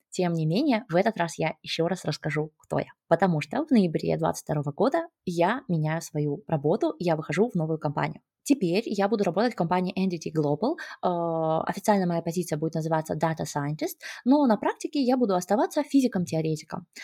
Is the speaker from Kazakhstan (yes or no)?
yes; Kazakhstan; я сама родом из Казахстана